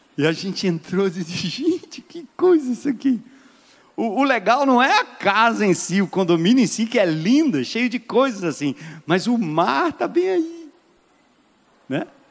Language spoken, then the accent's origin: Portuguese; São Paulo, Brazil; eu sou de São Paulo e minha mãe sempre votou no Paulo Maluf